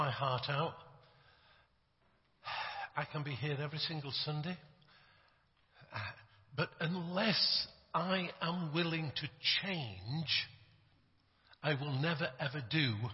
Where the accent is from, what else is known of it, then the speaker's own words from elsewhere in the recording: Yorkshire and the Humber, United Kingdom; I come from England. I come from Yorkshire.